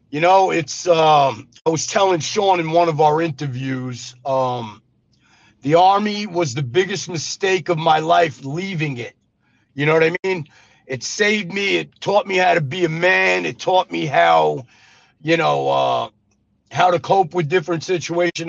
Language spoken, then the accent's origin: English; New York City, New York, United States; moved away as an adult; also born or lived in Las Vegas, Nevada / Arizona; now in Mississippi, United States; I was born in Brooklyn, New York